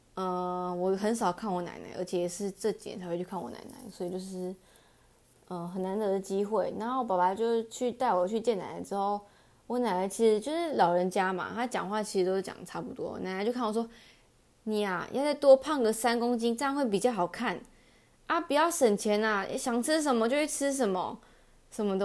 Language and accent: Chinese; Taichung, Taiwan; moved away; 我台中人欸